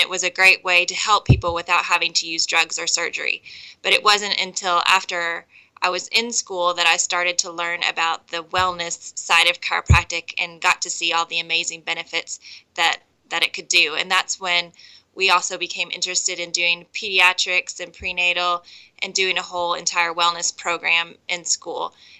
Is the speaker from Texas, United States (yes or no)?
yes; Texas, United States; I actually did grow up in Texas. We never did live in Abilene, so we missed that in the conversation somehow. But I am from Texas